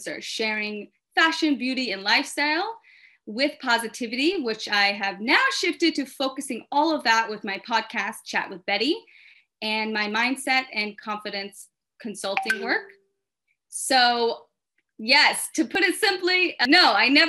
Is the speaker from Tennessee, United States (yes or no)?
yes; Memphis, Tennessee, United States; I am from Memphis, Tennessee